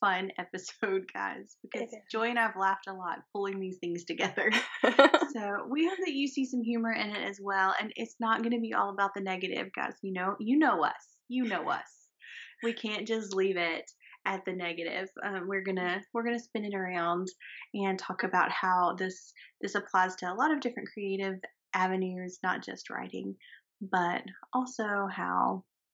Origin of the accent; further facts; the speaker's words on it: the South, United States; accent: southern; my southern accent